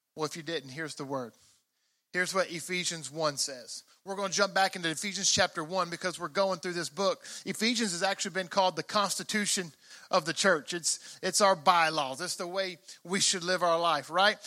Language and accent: English; Mississippi, United States; I grew up in Mississippi